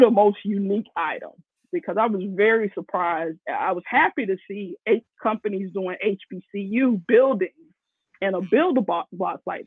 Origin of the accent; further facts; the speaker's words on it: Florida, United States; moved away; I'm from Florida originally.